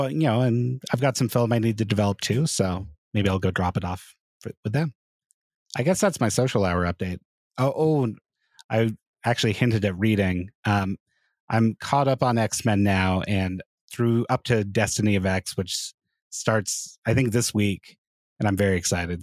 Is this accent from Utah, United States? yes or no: yes; Hurricane, Utah, United States; I grew up in Southern Utah, and, I mean, I was in Hurricane